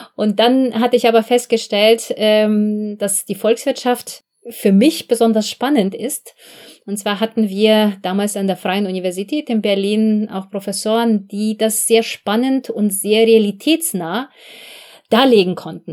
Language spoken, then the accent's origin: German; Belarus; moved away as an adult; now in Germany; Ich komme ursprünglich selbst äh, aus Belarus, also ich bin dort geboren, mhm. aufgewachsen